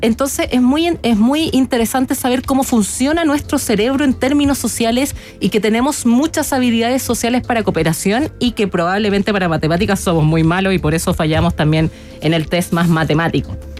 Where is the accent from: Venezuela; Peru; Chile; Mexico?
Chile; muy orgullosa como chilena